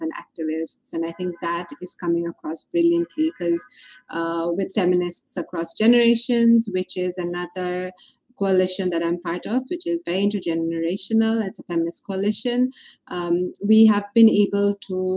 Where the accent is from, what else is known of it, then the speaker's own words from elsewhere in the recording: Bangladesh; Growing up in Bangladesh as a woman